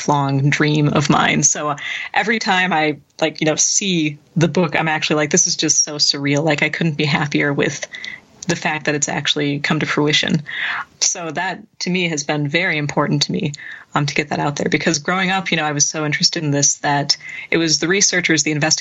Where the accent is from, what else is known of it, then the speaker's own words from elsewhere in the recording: Wisconsin, United States; my home state of Wisconsin